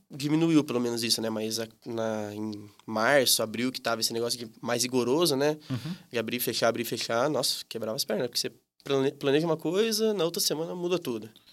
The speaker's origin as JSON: {"language": "Portuguese", "town": "Campinas", "region": "São Paulo", "country": "Brazil", "said": "tenho 25 anos, sou daqui de Campinas"}